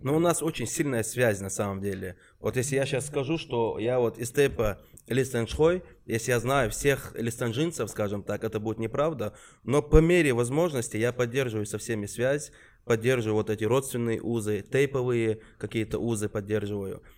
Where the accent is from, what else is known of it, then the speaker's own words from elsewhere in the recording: Chechen Republic, Russia; из Чечни, Чечен Репаблик